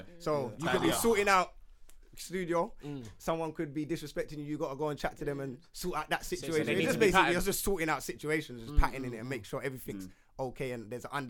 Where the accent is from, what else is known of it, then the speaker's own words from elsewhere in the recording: London, United Kingdom; Obviously, most of us from North London.